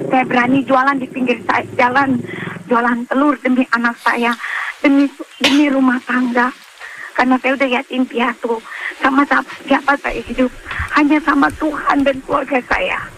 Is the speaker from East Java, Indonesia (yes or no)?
no; Jakarta, Indonesia; kampungnya Palembang saya orang Jakarta